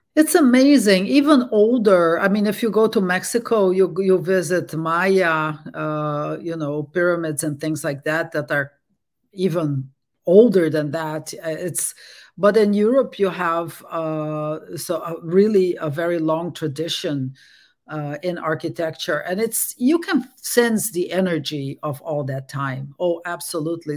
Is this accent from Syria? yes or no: no; Brazil; English is a second language; moved away as an adult; also born or lived in Netherlands / France; now in Berkeley, United States; I was born in Brazil and I grew up there